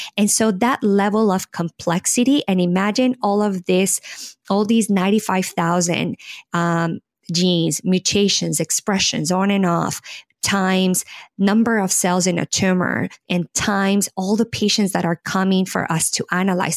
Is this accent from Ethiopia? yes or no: no; Colombia; moved away as an adult; now in United States; I am originally born and raised in Colombia, South America